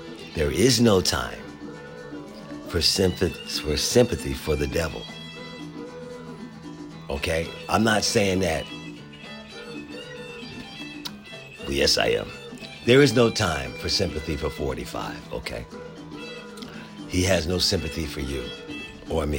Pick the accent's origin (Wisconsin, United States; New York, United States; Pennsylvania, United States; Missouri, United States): Pennsylvania, United States; Philadelphia; now in Washington, D.C. area, United States; my hometown, right around the Civic Center in Philadelphia, Pennsylvania